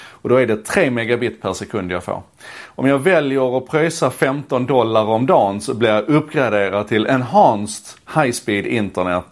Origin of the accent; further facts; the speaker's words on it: Malmö, Skåne, Sweden; När jag växte upp i Malmö